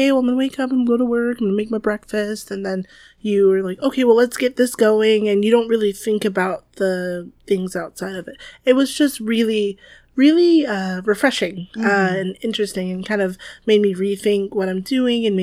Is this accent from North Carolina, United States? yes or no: yes; Wilmington, North Carolina, United States; moved away as an adult; also born or lived in Washington, D.C. / Asheville, North Carolina; now in Merced, United States; growing up in the South was really interesting.